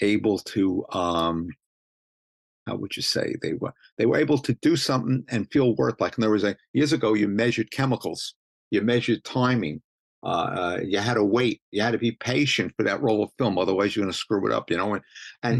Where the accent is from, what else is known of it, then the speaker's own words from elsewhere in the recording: New York City, New York, United States; accent: Brooklynese; moved away as an adult; now in Staten Island, United States; I'm from Brooklyn, but I'm living in Staten Island